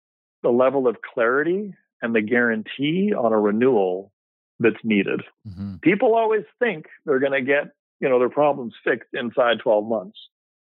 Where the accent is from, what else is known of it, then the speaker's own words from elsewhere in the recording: Vancouver, British Columbia, Canada; basically born and raised in Vancouver